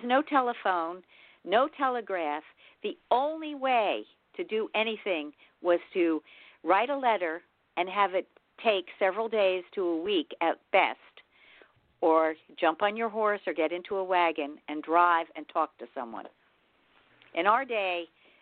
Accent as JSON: {"language": "English", "town": "Yonkers", "region": "New York", "country": "United States", "tie": "born or raised there", "moved": "yes", "lives_now": "Dutchess County, United States", "said": "I live in Dutchess. I live right north of you. And I grew up in Yonkers"}